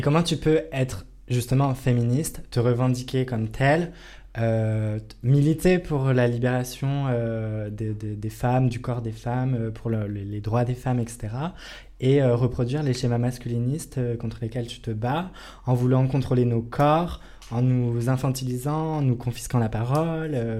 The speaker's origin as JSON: {"language": "French", "region": "Bourgogne-Franche-Comté", "country": "France", "moved": "yes", "said": "je viens de Franche-Comté"}